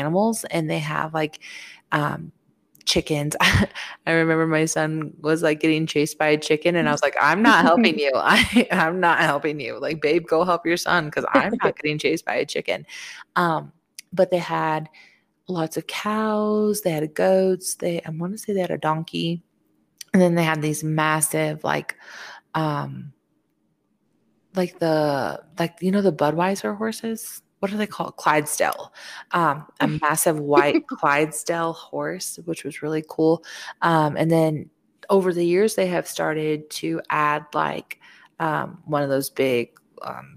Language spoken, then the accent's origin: English; Hope Mills, North Carolina, United States; I grew up in Hope Mills area.